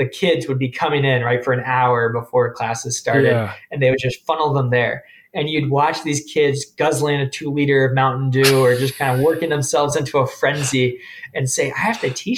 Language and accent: English; San Diego, California, United States; moved away as an adult; also born or lived in Memphis, Tennessee; growing up in San Diego